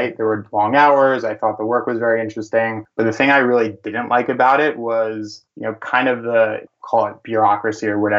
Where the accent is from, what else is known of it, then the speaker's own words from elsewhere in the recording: New York City, New York, United States; I was born and raised in New York City